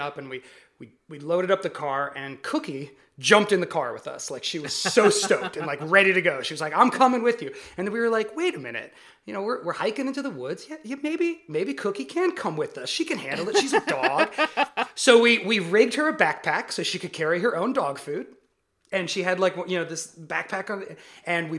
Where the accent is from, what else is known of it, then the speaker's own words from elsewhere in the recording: the Redwood Forest, California, United States; I grew up in the Redwood Forest